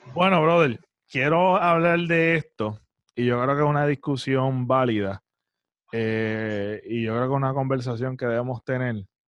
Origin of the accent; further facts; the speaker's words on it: Puerto Rico; como ciudadanos puertorriqueños